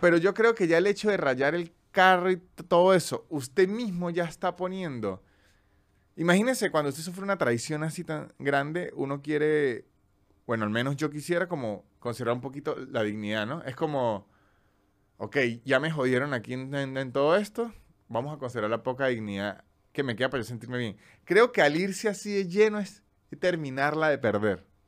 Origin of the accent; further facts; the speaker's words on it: Andes, Venezuela; now in Buenos Aires, Argentina; como venezolano